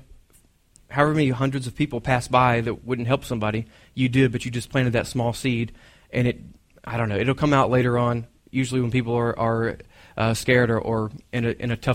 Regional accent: Texas, United States; I'm from Texas

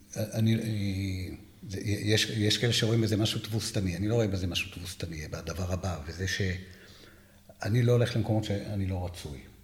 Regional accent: Jerusalem, Jerusalem District, Israel; אני ירושלמי

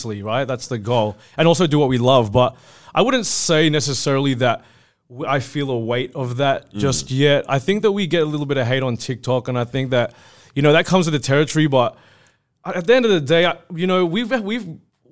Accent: Australia; we're Australian

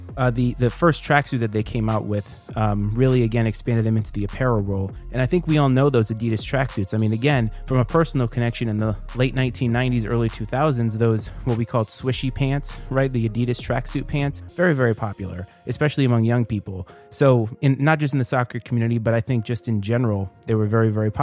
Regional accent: Bristol, Rhode Island, United States; growing up in Bristol, Rhode Island

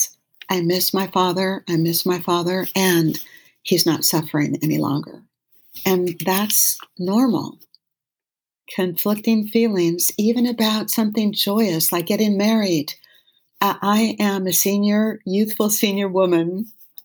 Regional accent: Los Angeles, California, United States; When I was a little girl growing up in West

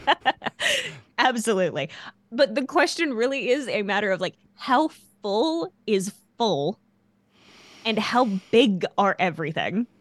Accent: Canada; as a little kid growing up in Canada

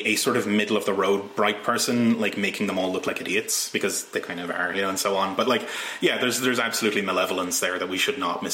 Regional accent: Ireland; now in Scotland, United Kingdom; I'm from Ireland originally and I live in Scotland

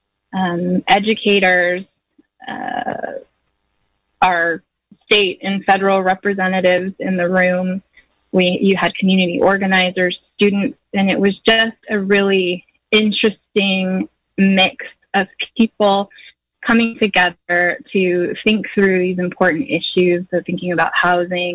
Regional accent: Ukiah, California, United States; I'm a local, born and raised here in Mendocino County, born in Ukiah

